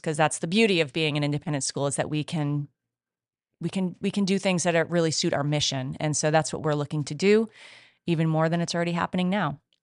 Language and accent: English; Rhode Island, United States; moved away as an adult; now in California, United States; my home state of Rhode Island